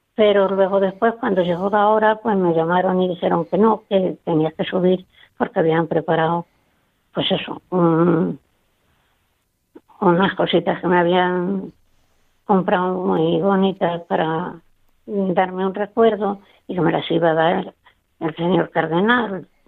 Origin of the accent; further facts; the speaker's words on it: Sonseca, Castilla-La Mancha, Spain; moved away as an adult; en Sonseca, porque yo nací en Sonseca. Y allí fue donde yo desarrollé mi, mi juventud